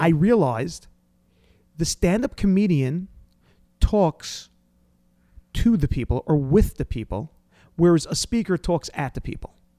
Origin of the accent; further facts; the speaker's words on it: New York, United States; I'm from New York.